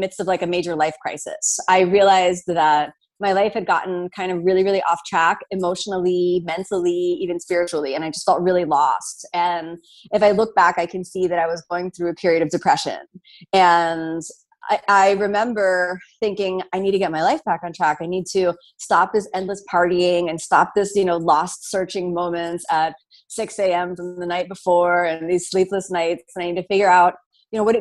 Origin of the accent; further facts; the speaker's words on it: Miami, Florida, United States; moved away as an adult; also born or lived in New York City; I'm from Miami